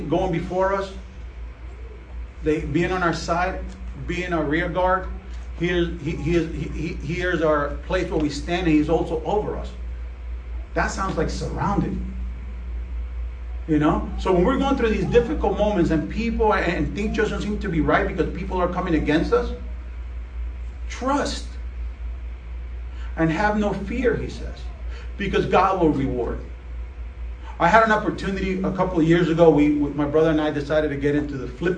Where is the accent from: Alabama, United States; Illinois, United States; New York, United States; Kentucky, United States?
New York, United States; New York City; first language Spanish; English is a second language; I grew up in Queens in a mixture of English and Spanish, and I speak more Spanglish